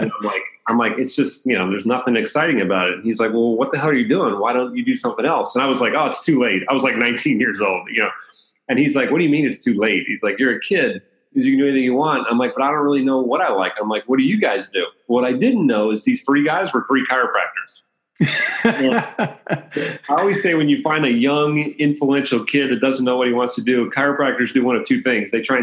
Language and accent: English; Bethesda, Maryland, United States; moved away as an adult; also born or lived in Los Angeles, California / Iowa; now in San Diego, United States; I grew up in the Bethesda, Maryland, right outside of Washington, D.C. Born in Los Angeles. And when I was 2 years old, my family moved to the East Coast